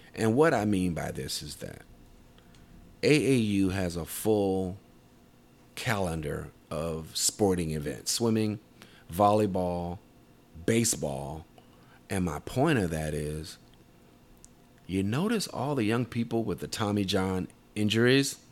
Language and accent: English; Tidewater area, Southeastern Virginia, United States; Southeastern Virginia, uh, Tidewater area where I'm from